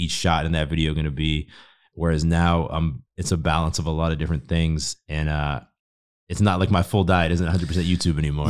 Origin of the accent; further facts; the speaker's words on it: Boston, Massachusetts, United States; moved away as an adult; also born or lived in Spain; now in Austin, United States; I grew up in Boston